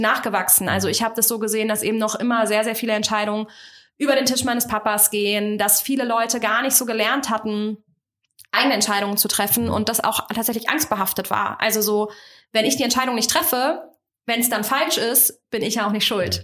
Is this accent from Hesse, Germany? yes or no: yes; Kassel, Hesse, Germany; Ich komme aus dem schönen Kassel, also aus dem Herzen Deutschlands